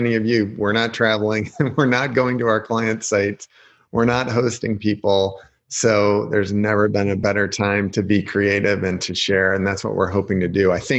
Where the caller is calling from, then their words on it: Michigan City, Indiana, United States; I am calling in from Michigan City, Indiana, which is a little beach town. People don't believe it, but there is a beach here. We are across Lake Michigan from Chicago, about 30 miles by boat, or 80 miles, 90 miles if you drive around